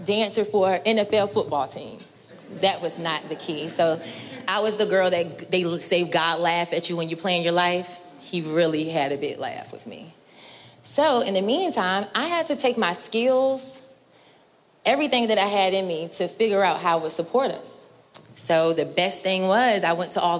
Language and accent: English; Norfolk, Virginia, United States; I'm originally from Norfolk. I went to Norview High School.